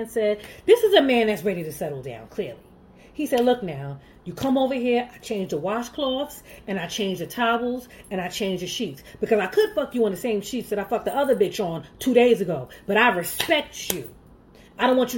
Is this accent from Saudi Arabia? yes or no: no; Jamaica; I'm Jamaican